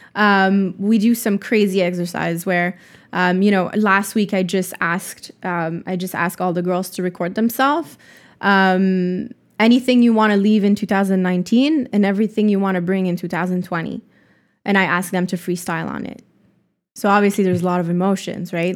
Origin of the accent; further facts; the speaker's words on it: Montreal, Quebec, Canada; Montreal is hometown.